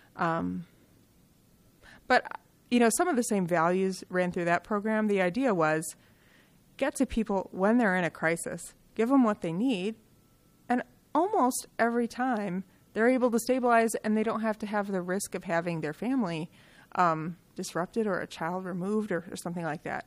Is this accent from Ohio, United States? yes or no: no; Kalamazoo, Michigan, United States; I grew up in Kalamazoo, Michigan